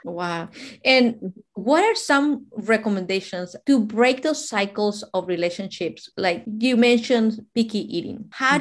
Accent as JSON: {"language": "English", "country": "Mexico", "moved": "yes", "said": "I'm from Mexico, and in our culture"}